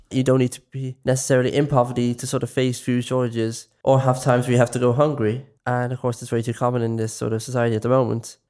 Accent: Dublin, Leinster, Ireland; I'm from West Dublin.

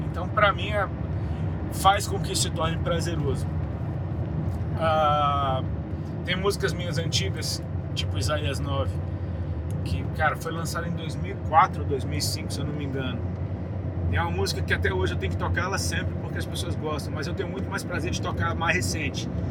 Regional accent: Brasília, Federal District, Brazil; moved away as an adult; now in Santa Catarina, Brazil; Eu nasci em Brasília, fui criado lá

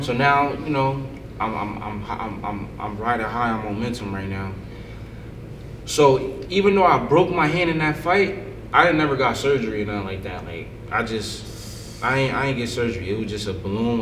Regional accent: Paterson, New Jersey, United States; I grew up in Patterson, my mother and my sister.

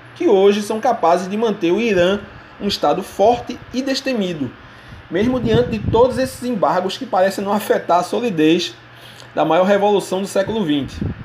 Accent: Brazil; Como brasileiro, muçulmano e professor

